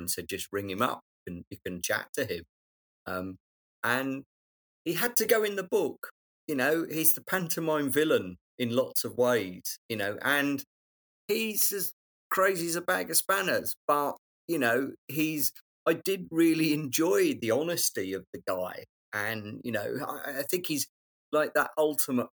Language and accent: English; London, United Kingdom; I know London, I'm a Londoner